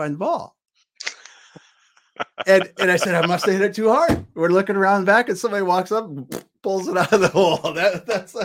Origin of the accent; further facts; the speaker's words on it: South Dakota, United States; moved away; I grew up in South Dakota